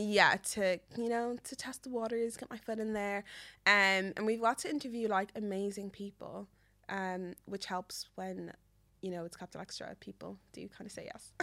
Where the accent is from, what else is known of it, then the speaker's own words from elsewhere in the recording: Meath, Leinster, Ireland; I'm from Meath